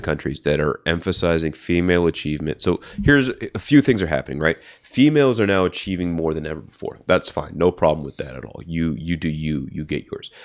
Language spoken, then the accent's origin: English; Bay Area, California, United States; I'm from the Bay Area